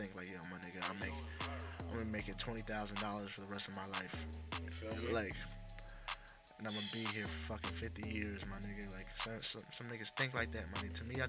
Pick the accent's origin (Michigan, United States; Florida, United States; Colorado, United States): Florida, United States; Pembroke Pines; now in North Miami, United States; I was born in North Miami. Lived there until I was like 5, and I moved to Pembroke Pines.